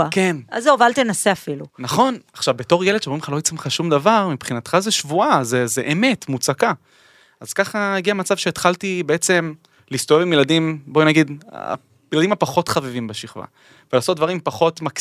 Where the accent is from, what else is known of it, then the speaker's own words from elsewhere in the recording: Ness Ziona, Central District, Israel; בעיר המדהימה הזאת, המקום הנפלא הזה שמבחינתי הוא תמיד תמיד תמיד בית.